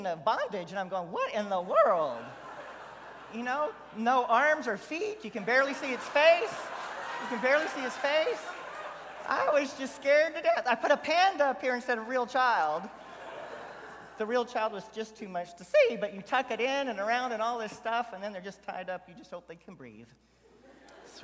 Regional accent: Houston, Texas, United States; I grew up in Southwest Houston along Bel Air Boulevard

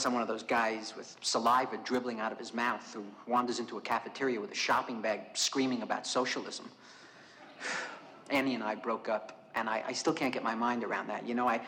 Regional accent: Brooklyn, New York, United States; I was a reasonably happy kid, I guess. I was brought up in Brooklyn during...

